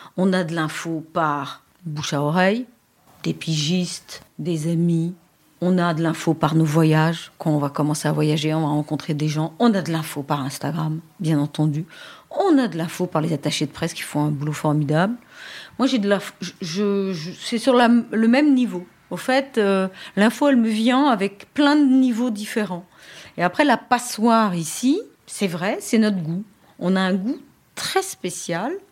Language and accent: French; Paris, Île-de-France, France; je suis parisienne, je passe mon bac à Paris